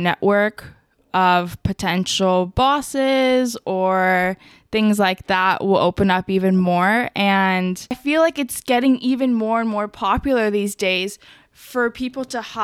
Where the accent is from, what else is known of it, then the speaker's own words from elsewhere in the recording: Las Vegas, Nevada, United States; moved away as an adult; also born or lived in California; now in San Diego, United States; I'm from Vegas, but I grew up in California till I was like 10, and then we moved to Vegas, and then I went to San Diego State University, and then stayed in San Diego after graduating